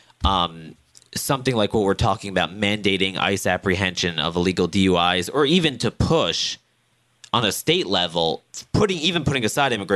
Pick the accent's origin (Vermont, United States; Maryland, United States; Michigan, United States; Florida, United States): Maryland, United States; Annapolis; my hometown in central Maryland, Annapolis